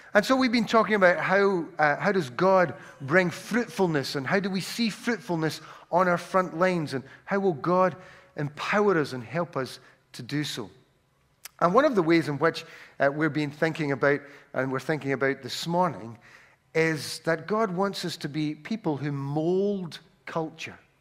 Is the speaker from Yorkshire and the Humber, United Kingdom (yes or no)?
no; Glasgow, Scotland, United Kingdom; accent: Glaswegian; I have a Glaswegian accent, uh, or I'm from Glasgow